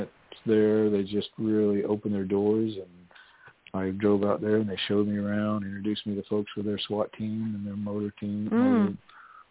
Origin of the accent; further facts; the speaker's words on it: Texas, United States; moved away; I'm from Texas originally